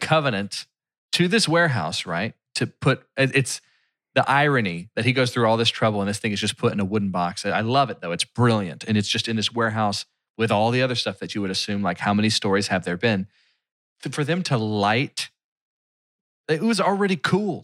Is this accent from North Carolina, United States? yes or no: no; Philadelphia, Pennsylvania, United States; my hometown